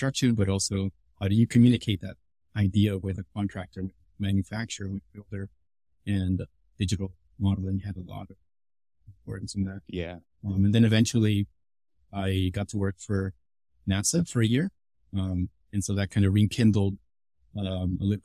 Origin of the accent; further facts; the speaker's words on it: Los Angeles, California, United States; I was born and raised in Los Angeles